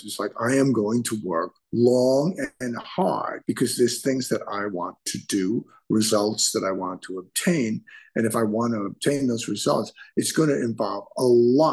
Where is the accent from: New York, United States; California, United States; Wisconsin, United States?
New York, United States; New York City; I was born and raised in the Bronx in a working class neighborhood